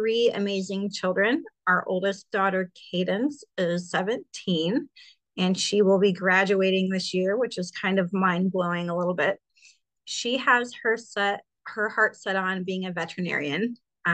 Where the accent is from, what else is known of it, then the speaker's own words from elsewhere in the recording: Carmel, Indiana, United States; I am from Carmel, Indiana.